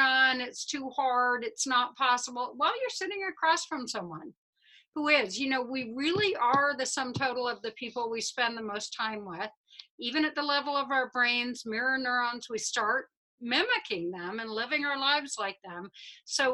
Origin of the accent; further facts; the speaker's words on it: Midwest, United States; I'm a Midwesterner